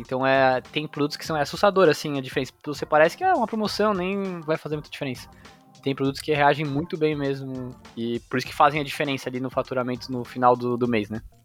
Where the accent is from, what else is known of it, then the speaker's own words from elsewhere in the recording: Florianópolis, Santa Catarina, Brazil; also born or lived in São Paulo; eu sou natural de São Paulo. É, vim para Florianópolis aqui, bem pequena. Então moro em Floripa